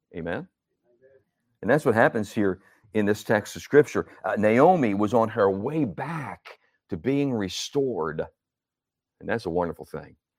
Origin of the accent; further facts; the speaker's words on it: Northeast, United States; also born or lived in Florida; now in New Jersey, United States; I come from the Northeast